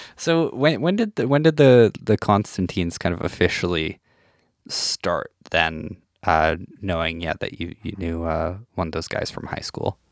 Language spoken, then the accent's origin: English; Saskatchewan, Canada; I'm from a small town in Saskatchewan